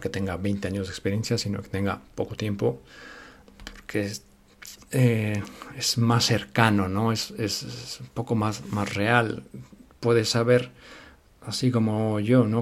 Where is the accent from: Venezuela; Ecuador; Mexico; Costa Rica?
Mexico; now in Spain; Yo soy mexicano.